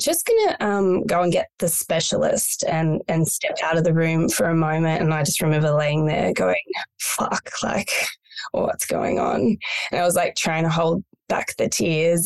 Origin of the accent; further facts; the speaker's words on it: country Victoria, Australia; moved away as an adult; also born or lived in Melbourne; now in Byron Bay, Australia; I was born in Melbourne and raised in country Victoria